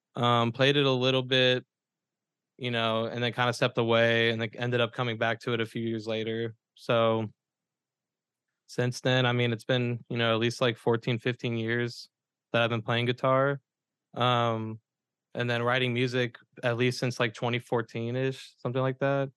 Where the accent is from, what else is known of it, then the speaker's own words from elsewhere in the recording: Memphis, Tennessee, United States; now in Murfreesboro, United States; I grew up in Memphis